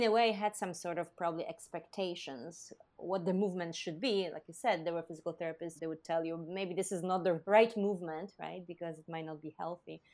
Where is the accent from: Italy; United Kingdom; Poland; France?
Poland; moved away as an adult; now in United States; I was from Poland.